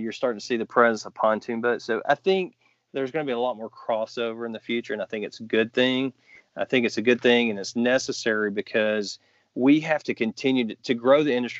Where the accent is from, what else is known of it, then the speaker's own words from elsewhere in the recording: Georgia, United States; now in Virginia, United States; growing up in Georgia, it's crappie